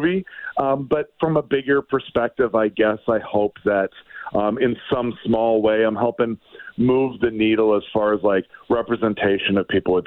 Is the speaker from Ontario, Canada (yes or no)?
no; Edmonton, Alberta, Canada; it's in my hometown